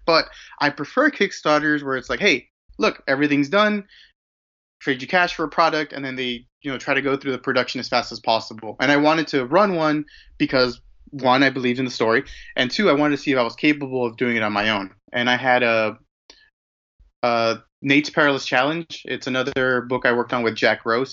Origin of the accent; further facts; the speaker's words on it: Mexico; I was born and raised in Mexico